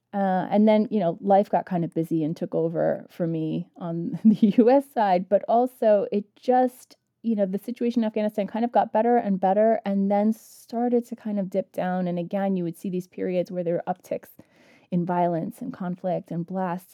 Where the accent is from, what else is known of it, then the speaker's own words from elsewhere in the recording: United States; I grew up in the United States with a mom who had graduated from Kabul University